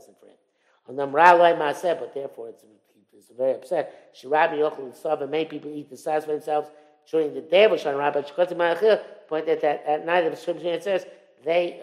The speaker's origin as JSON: {"language": "English", "country": "Israel", "tie": "born or raised there", "said": "I was growing up in Israel"}